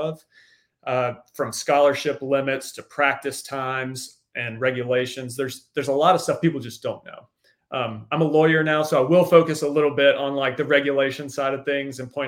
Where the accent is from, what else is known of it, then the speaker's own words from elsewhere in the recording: Starkville, Mississippi, United States; I'm from the South. So I was born and raised in Mississippi